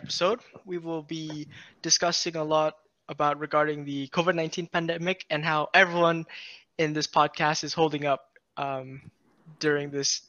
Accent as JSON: {"language": "English", "country": "Vietnam", "said": "I am currently 18 years old. I am from Vietnam"}